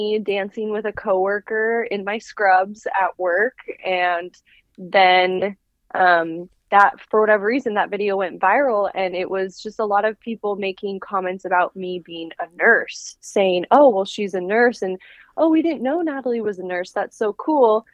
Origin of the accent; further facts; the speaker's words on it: Portland, Oregon, United States; also born or lived in Utah; I'm from Portland, Oregon. And I was born in Portland, Oregon, and grew up here kind of my whole life